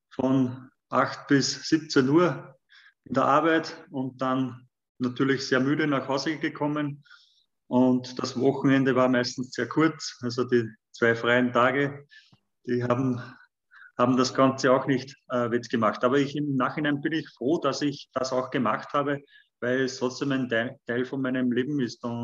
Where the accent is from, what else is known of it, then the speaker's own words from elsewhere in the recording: Wallsee, Lower Austria, Austria; ich bin in der Mitte von Österreich aufgewachsen, äh, genauer gesagt in Walsee, Niederösterreich. Das ist zwischen Linz und Wien, also 50 Kilometer von Linz entfernt.